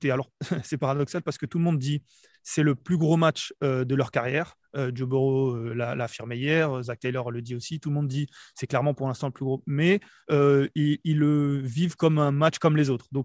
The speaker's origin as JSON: {"language": "French", "town": "Nice", "region": "Provence-Alpes-Côte d'Azur", "country": "France", "said": "il m'a demandé d'où je venais, donc je, lui ai dit que je venais de Nice, parce qu'il adorait le sud de la France"}